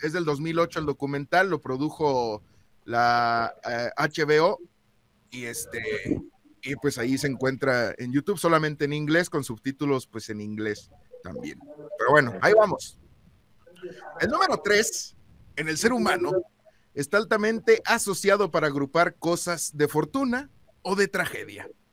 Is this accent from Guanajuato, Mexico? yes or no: yes; Celaya, Guanajuato, Mexico; yo soy de Celaya